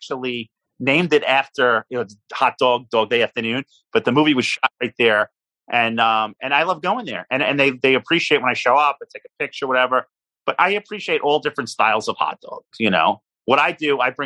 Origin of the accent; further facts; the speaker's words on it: New York City, New York, United States; born in Coney Island. I grew up in the area.